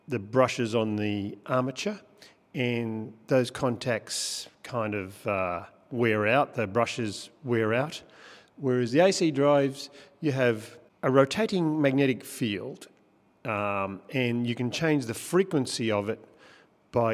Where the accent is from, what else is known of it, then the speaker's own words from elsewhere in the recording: Victoria, Australia; moved away as an adult; now in Tasmania, Australia; I'm from Victoria. I grew up on a farm